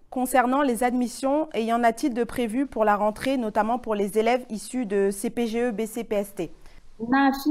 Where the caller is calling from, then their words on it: Angers, Pays de la Loire, France; Bonjour, nous sommes d'Angers et à Paris, je sais que le, logement est un casse-tête.